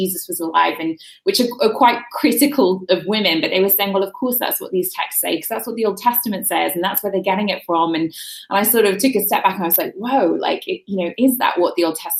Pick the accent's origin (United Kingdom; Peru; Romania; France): United Kingdom; London; moved away as an adult; now in United States; where I grew up in London was so secular